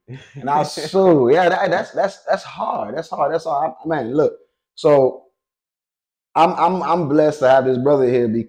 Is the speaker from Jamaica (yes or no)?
no; Nigeria; I'm Nigerian